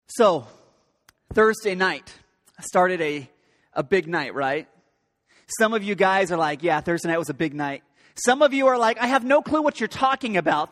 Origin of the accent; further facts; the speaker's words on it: Pacific Northwest, United States; I grew up in the Great Pacific Northwest.